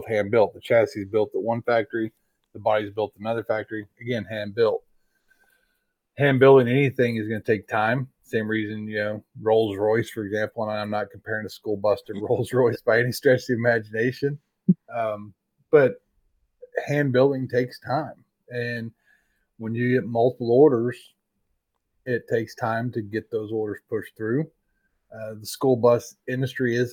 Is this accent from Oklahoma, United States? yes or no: yes; Tulsa, Oklahoma, United States; now in Arizona, United States; I'm from Tulsa